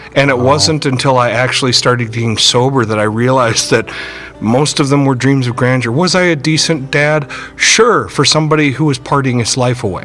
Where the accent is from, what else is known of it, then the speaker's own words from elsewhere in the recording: Burnsville, Minnesota, United States; I grew up in Burnsville